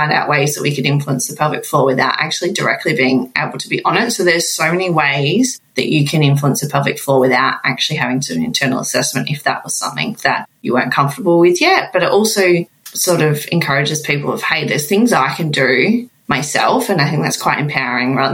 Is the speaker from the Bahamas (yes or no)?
no; Melbourne, Victoria, Australia; I'm from Melbourne